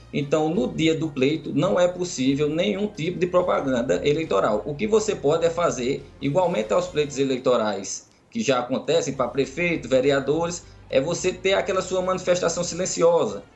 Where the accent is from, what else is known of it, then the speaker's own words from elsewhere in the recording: Caruaru, Pernambuco, Brazil; eu sou aqui de Caruaru